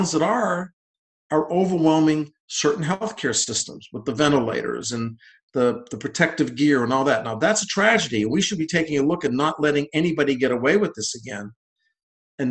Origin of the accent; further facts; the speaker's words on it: New England, United States; moved away as an adult; also born or lived in Boston; now in West Virginia, United States; I'm from New England originally